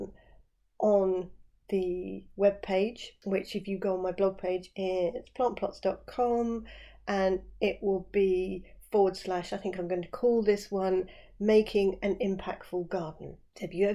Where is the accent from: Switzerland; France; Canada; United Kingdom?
United Kingdom; West Sussex, South East England; where I live down here in West Sussex